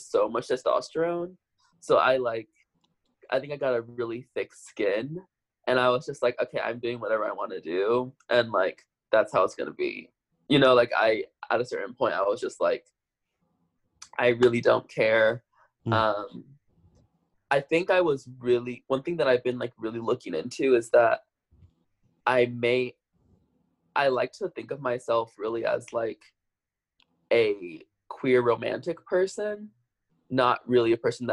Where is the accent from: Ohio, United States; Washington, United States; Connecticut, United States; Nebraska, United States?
Nebraska, United States; Omaha; moved away as an adult; also born or lived in New York; born and raised there